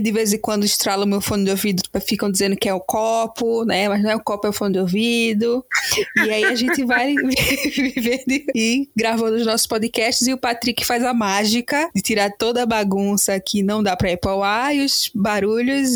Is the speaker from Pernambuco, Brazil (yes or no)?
yes; Pernambuco, Brazil; also born or lived in Recife; sou recifense, pernambucana. Eu prefiro dizer que sou pernambucana porque já vivi no interior, já na, vi, nasci na capital, mas vivi no interior.